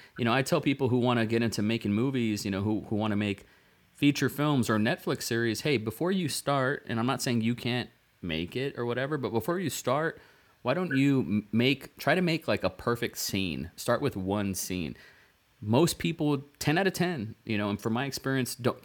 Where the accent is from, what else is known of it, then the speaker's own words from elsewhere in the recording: Rio Grande Valley, South Texas, United States; I came from the Rio Grande Valley, South Texas. It's a border town.